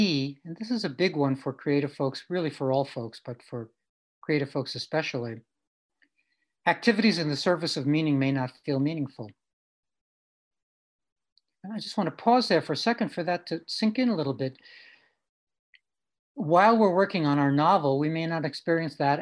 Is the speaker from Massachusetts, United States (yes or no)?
no; New York City, New York, United States; when I was growing up in Brooklyn. Grew up with my mom, just the two of us.